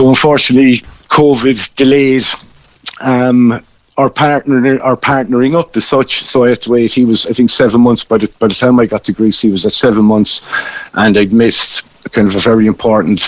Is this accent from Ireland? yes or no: yes; Cobh, Munster, Ireland; moved away as an adult; I'm originally from Cove, PJ. I'm just currently living down in Kishgame at the moment